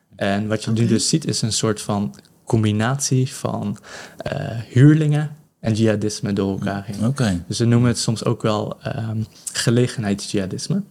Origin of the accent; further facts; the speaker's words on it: Netherlands; now in Benin; ik als Nederlanders